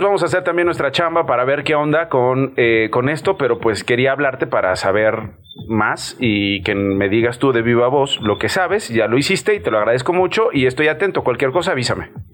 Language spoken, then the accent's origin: Spanish; Mexico; como mexicanos